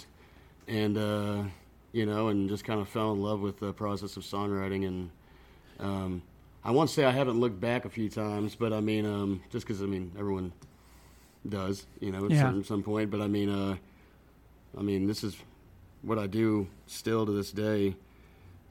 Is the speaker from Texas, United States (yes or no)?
yes; Buda, Texas, United States; I grew up in Buda